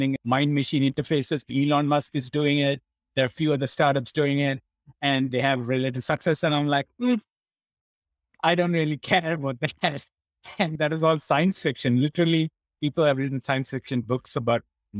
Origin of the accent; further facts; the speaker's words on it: India; moved away; the way I was brought up in India when I was growing up